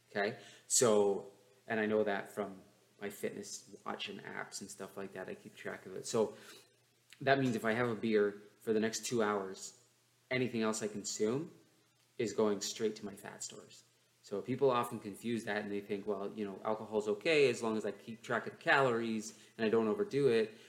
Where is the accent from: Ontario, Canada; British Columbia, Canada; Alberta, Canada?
Ontario, Canada; London; my hometown of London, Ontario